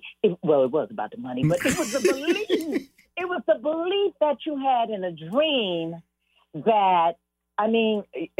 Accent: Los Angeles, California, United States; I'm just going to start from the heart because I was born and raised in South Central LA.

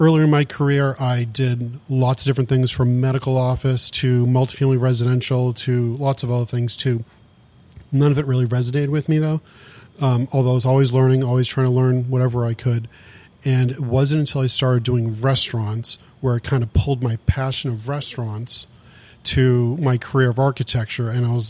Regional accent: Saugus, Massachusetts, United States; I grew up in just outside of Boston in Saugus, Mass, where there's lots of restaurants

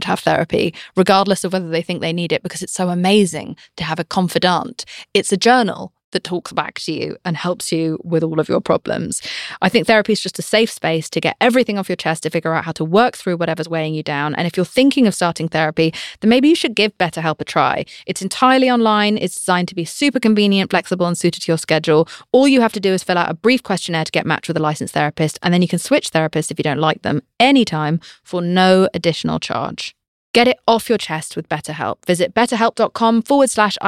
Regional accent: United Kingdom; I'm British

